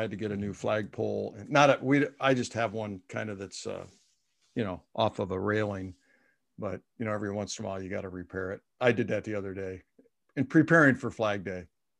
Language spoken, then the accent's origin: English; Indiana, United States; I'm a Hoosier. I'm from Indiana.